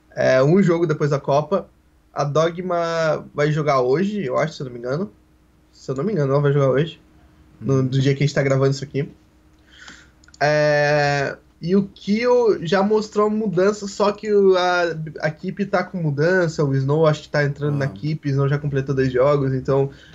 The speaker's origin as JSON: {"language": "Portuguese", "town": "Porto Alegre", "region": "Rio Grande do Sul", "country": "Brazil", "said": "eu sou de Porto Alegre, Rio Grande do Sul."}